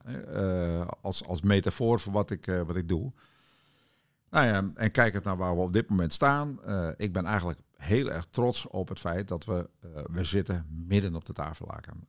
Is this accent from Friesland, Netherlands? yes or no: yes; Witmarsum, Friesland, Netherlands; moved away; Ik ben opgegroeid in eh, de wereldstad Witmarsum. Ja. Dat is een klein dorpje in het, in het noorden van Friesland tussen Bolsward en Sneek